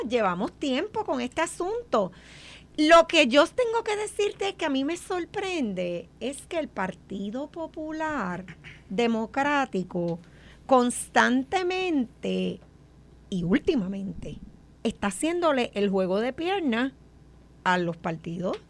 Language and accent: Spanish; Puerto Rico; nosotros aquí como puertorriqueños no acabamos de entender que Puerto Rico ha perdido mucha población